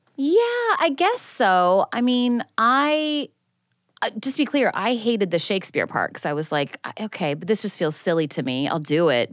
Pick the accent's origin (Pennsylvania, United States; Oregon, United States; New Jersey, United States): Oregon, United States; Tigard; moved away; I'm from a town called Tigard, which is, like, fifteen minutes outside of Portland